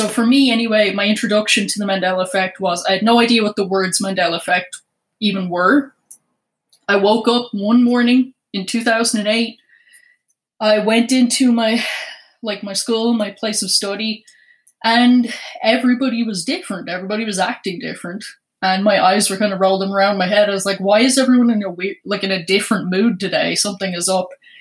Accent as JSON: {"language": "English", "country": "Ireland", "tie": "born or raised there", "moved": "yes", "said": "I was born in Ireland. And in 2008, I was still in Ireland."}